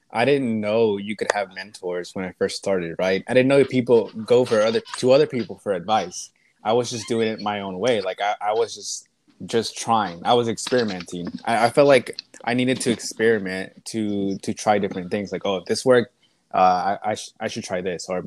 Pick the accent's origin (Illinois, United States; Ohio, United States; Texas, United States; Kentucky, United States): Texas, United States; Lufkin; I'm from Lufkin, from? a small town. Me and Tyson are both like neighboring towns, so we we grew up.